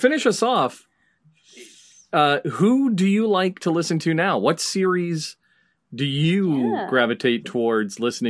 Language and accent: English; New England, United States; growing up in New England